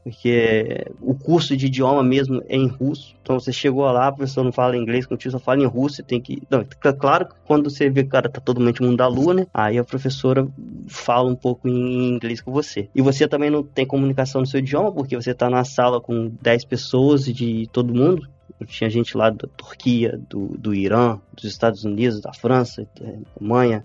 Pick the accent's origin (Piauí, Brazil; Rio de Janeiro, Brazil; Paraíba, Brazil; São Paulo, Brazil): Rio de Janeiro, Brazil; Comendador Levi Gasparian; moved away as an adult; now in Yekaterinburg, Russia; sou de uma cidade do Brasil chamada Comendador Levi Gasparian, acredito que poucas pessoas conhecem, acredito que tem cerca de 8 mil habitantes, por aí. É estado do Rio de Janeiro